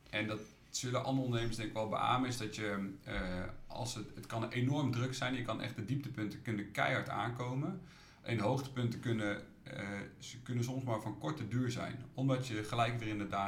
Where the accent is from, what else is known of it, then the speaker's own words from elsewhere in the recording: Utrecht, Netherlands; ik ben wel echt een Utrechter, dus uh, ook Dot Slash, maar ook de stadstuin en dingen, die doe ik ook wel om de stad mooier te maken.